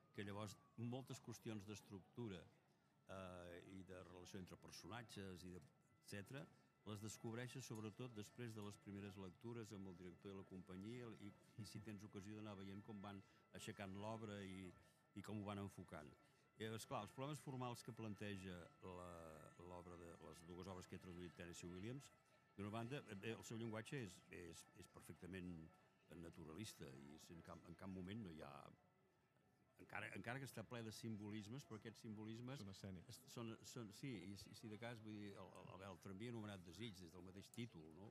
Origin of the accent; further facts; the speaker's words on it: Castellar del Vallès, Catalonia, Spain; quan jo era petit, al meu poble, Castellà del Vallès